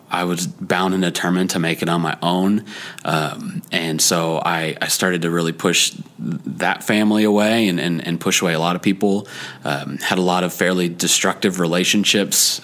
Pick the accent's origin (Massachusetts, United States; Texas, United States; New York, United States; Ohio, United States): Texas, United States; Dallas Fort Worth area; I was born and raised in the Dallas Fort Worth area.